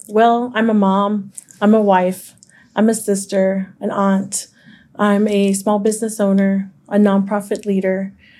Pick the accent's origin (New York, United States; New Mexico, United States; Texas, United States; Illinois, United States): Texas, United States; Fort Worth; I grew up, born and raised in Diamond Hill, which I consider one of the best kept secrets of Fort Worth. It is in the north side, but it is not north side. It is Diamond Hill.